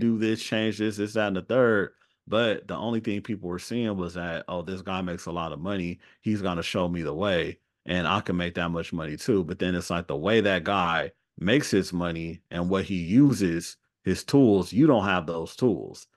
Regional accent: Los Angeles, California, United States; also born or lived in Atlanta; I'm from Los Angeles

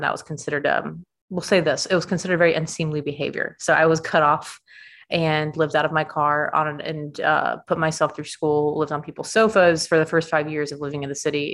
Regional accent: Stone Mountain, Georgia, United States; I grew up in Stone Mountain during nine eleven.

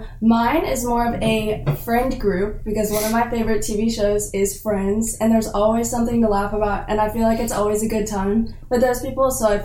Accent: Jacksonville, Florida, United States; I am born and raised in Jacksonville, Florida.

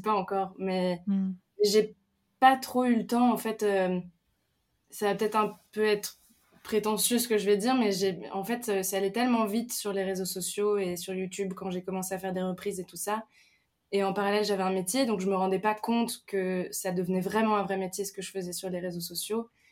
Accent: Picardy, Hauts-de-France, France; now in Paris, France; j'ai grandi en Picardie euh, à la ferme

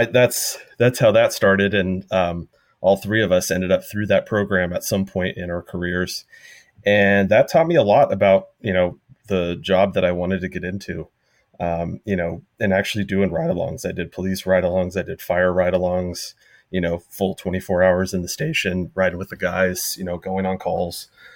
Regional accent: Huntington Beach, California, United States; born there; So I was born not in Florida. It was actually Huntington Beach, California.

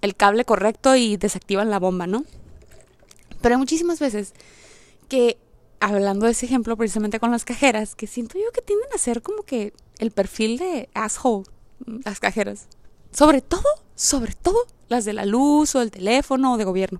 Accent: Mexico; moved away; also born or lived in United States; no está tan, tan zarra en mi país

